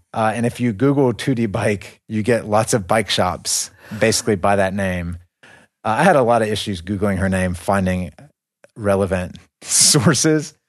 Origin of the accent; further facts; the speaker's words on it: United States; moved away; we are from the West. We're from America